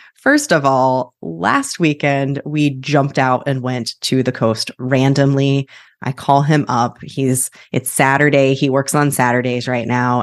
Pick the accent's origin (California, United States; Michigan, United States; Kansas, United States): Kansas, United States; was born and raised in Kansas